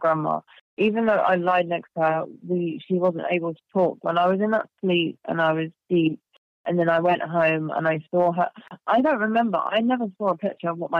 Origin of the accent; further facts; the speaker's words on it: England, United Kingdom; I grew up in England